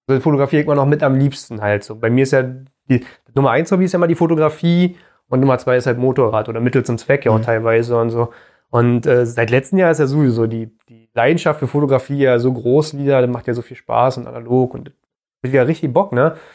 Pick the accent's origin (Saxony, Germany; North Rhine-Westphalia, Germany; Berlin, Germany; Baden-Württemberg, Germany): Berlin, Germany; wir als Berliner, wir sind erstmal Stadtkinder.